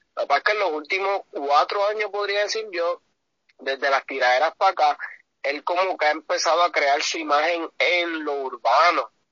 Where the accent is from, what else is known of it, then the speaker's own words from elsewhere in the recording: Puerto Rico; me abochorno como puertorriqueño